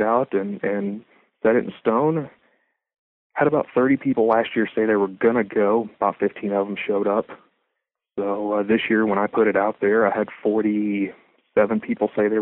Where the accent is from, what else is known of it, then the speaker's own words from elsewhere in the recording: Lubbock, Texas, United States; moved away as an adult; now in Edmond, United States; I've been here for 12 years. I'm actually from Lubbock, Texas